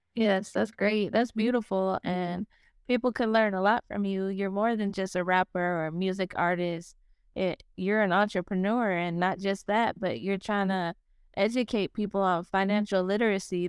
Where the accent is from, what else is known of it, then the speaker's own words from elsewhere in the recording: Las Vegas, Nevada, United States; moved away as an adult; I was born and raised in Las Vegas. I lived there for twenty-one years